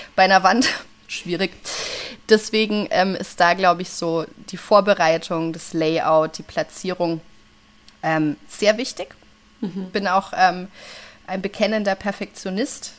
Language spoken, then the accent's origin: German; Franconia, Bavaria, Germany; ich bin eine Fränkin durch und durch, ich bleibe